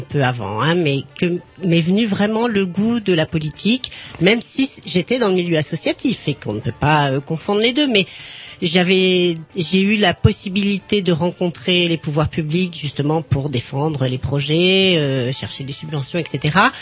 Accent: Rennes, Brittany, France; je suis rennaise d'origine, née à Rennes

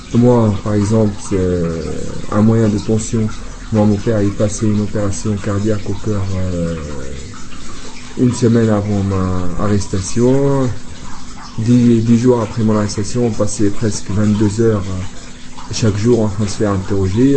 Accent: Jerusalem, East Jerusalem, Palestine; French is a second language; c'est les gens qui vivent à Jérusalem. On a seulement, euh, une carte de résidence.

